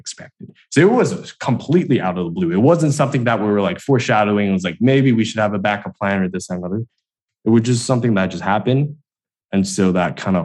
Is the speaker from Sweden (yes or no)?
no; Hong Kong; also born or lived in Los Angeles, United States; I was born in LA, but then I grew up in Hong Kong.